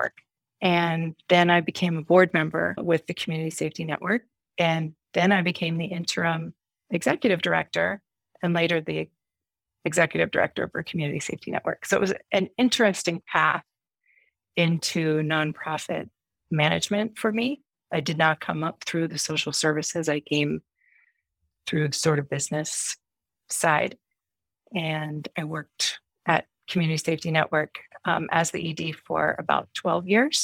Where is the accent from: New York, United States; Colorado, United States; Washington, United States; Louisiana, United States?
Washington, United States; Seattle; moved away as an adult; also born or lived in Snohomish, Washington; now in Jackson, United States; grew up in the Seattle area. My parents are both from there, and I went to Snohomish High School